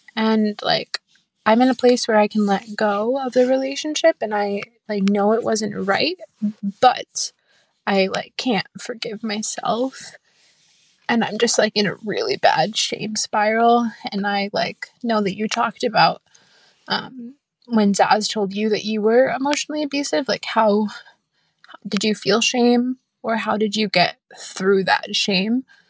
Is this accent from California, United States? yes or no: no; Massachusetts, United States; I'm twenty-eight and I'm from Massachusetts.